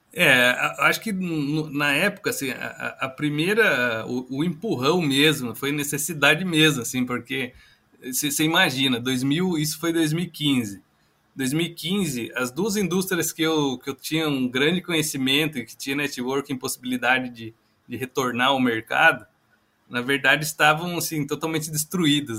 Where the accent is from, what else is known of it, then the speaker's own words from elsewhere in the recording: Itapeva, São Paulo, Brazil; Eu que sou é, do interior de São Paulo, sou natural de Itapeva, sudoeste paulista.